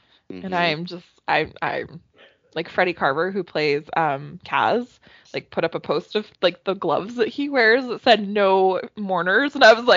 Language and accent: English; Canada; as a Canadian